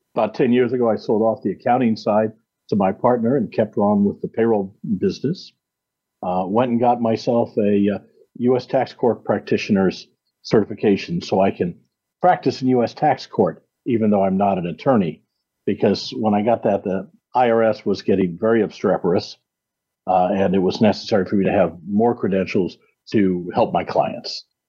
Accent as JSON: {"language": "English", "region": "Iowa", "country": "United States", "tie": "born or raised there", "also_born_or_lived": "Kansas City", "moved": "as an adult", "said": "I'm a Midwestern boy. I grew up in Iowa."}